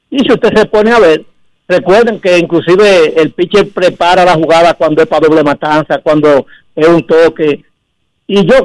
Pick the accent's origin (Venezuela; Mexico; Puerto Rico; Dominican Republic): Dominican Republic; Y yo como dominicano